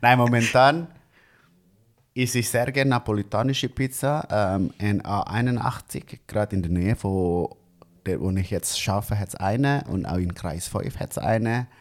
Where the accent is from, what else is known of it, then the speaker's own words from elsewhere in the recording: Bandung, West Java, Indonesia; German is a second language; moved away as an adult; now in Zurich, Switzerland; direkt von Indonesien und dort in äh, Bandung, wo ich herkomme